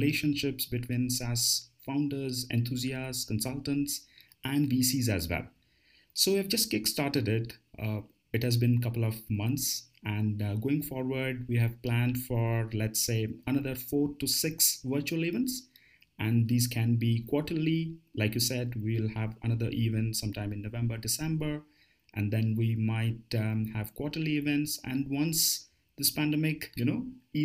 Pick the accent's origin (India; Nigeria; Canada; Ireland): India; Bangalore, Karnataka; moved away as an adult; also born or lived in United States / United Kingdom / Middle East; had my base in my hometown, Bangalore.